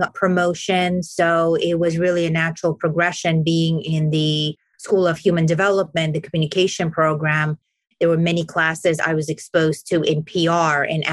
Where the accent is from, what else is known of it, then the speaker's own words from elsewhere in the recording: New York City, New York, United States; I grew up in Brooklyn, New York